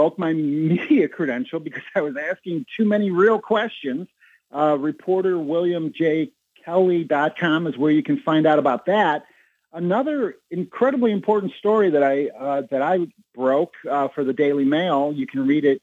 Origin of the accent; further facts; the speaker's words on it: Chicago, Illinois, United States; I was born and raised in Chicago